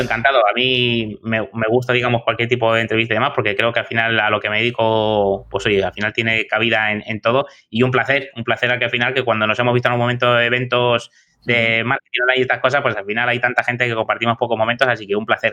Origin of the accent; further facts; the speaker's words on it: Madrid, Community of Madrid, Spain; moved away; yo soy de Madrid, tengo allí a familia, amigos y tal